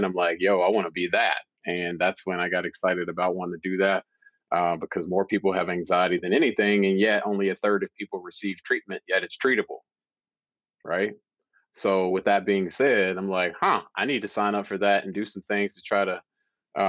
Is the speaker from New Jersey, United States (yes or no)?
no; Louisville, Kentucky, United States; I'm from Louisville, Kentucky originally.